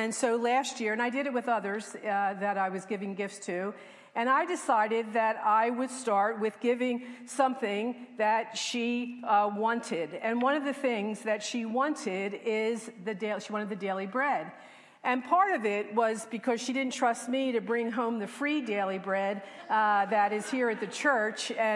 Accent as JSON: {"language": "English", "town": "Levittown", "country": "United States", "tie": "born or raised there", "said": "When I was a little girl growing up in Levittown, I lived next door to my best friend"}